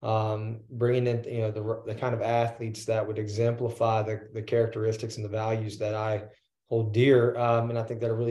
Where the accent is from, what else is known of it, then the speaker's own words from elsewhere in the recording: Texas, United States; now in Louisiana, United States; I'm from Texas and you go into the private schools there